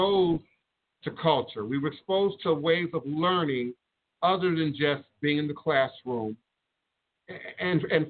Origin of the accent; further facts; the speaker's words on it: Chicago, Illinois, United States; moved away; coming from Chicago, because I was born in Chicago, and my brothers and sisters are still in Chicago